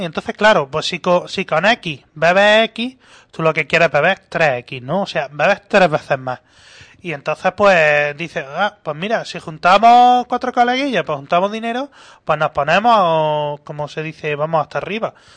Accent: Granada, Andalusia, Spain; como granadino que soy

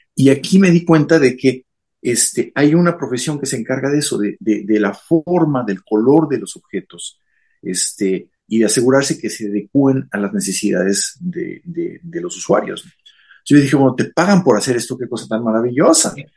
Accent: Mexico City, Mexico; moved away as an adult; now in Japan; Yo nací en la Ciudad de México, este, yo soy de allá, este, y eh, durante mi juventud, toda la vida estuve, este, todo el tiempo de mi juventud estuve en la Ciudad de México.

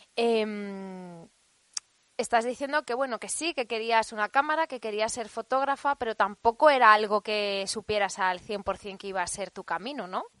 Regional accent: Alcoy, Valencian Community, Spain; en Alcoy, mi ciudad natal.

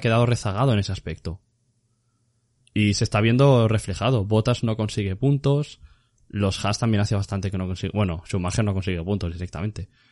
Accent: Spain; así somos los españoles

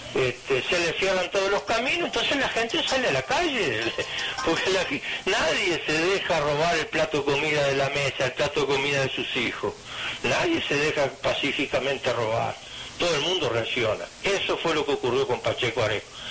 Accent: Minas, Lavalleja, Uruguay; que nací allá en Mina

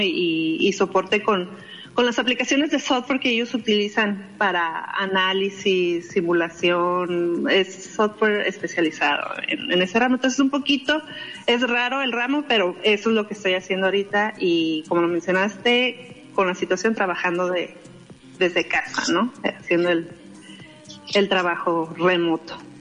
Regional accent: Mexicali Valley, Baja California, Mexico; vengo del Valle de Mexicali, ahí me criaron

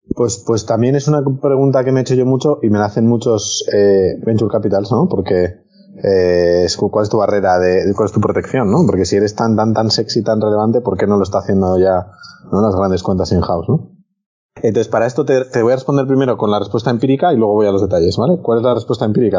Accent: Spain; nosotros somos españoles

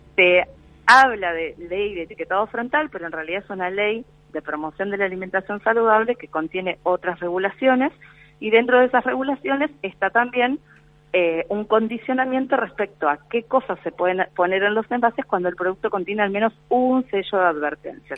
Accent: Argentina; estamos como país Argentina

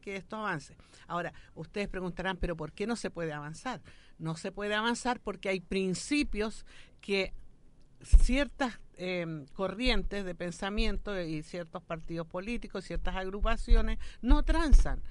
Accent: Chile; Nosotros somos un país absolutamente mestizo

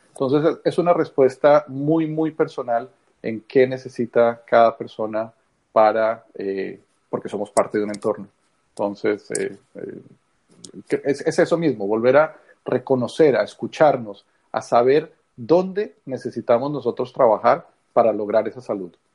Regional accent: Colombia; moved away; soy colombiano. Eh, de origen, muchos años fuera

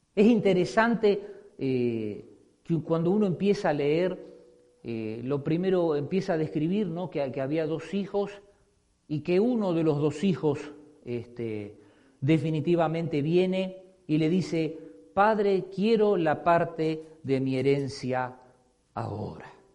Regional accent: Argentina; moved away; Como decimos en mi país

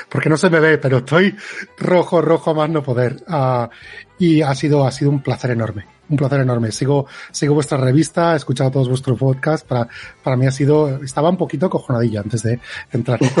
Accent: Barcelona, Catalonia, Spain; moved away; also born or lived in Madrid; aparte de Barcelona, que soy de Barcelona, pero adoro Madrid.

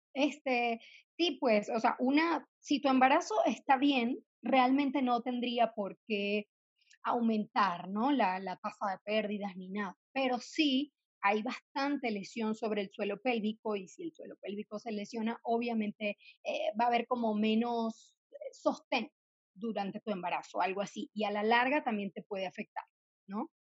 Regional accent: Venezuela; moved away as an adult; now in Mexico City, Mexico; yo soy venezolana, soy ginecólogo obstetra, me formé allá en Venezuela y vine a Ciudad de México, donde resido actualmente

